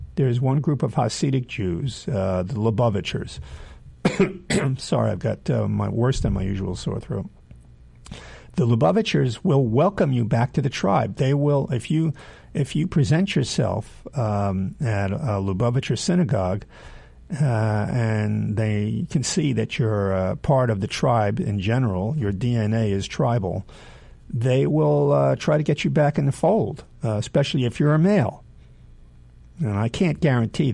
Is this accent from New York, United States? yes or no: yes; New York City, New York, United States; also born or lived in near Philadelphia; not the day I was born near Philadelphia, but then when I was 2 years old, I came to New York City